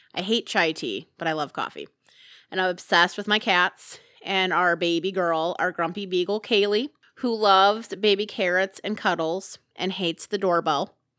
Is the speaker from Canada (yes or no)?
no; Hobart, Indiana, United States; accent: region rat; moved away as an adult; also born or lived in Montana; now in Kansas, United States; I am originally from Hobart, Indiana, which is about thirty-five miles from Chicago. People say I have an accent